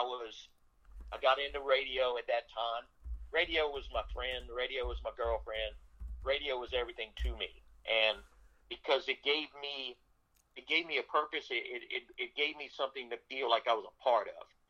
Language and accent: English; South Louisiana, United States; I grew up in South Louisiana in a very, very humbled home